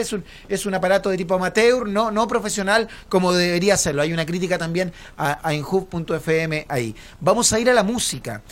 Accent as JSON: {"language": "Spanish", "country": "Chile", "said": "como chilenos"}